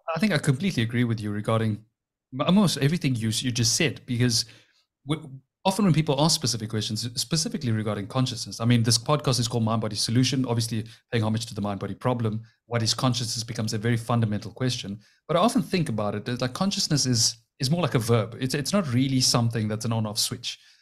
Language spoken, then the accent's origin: English; Cape Town, Western Cape, South Africa; we're both from Cape Town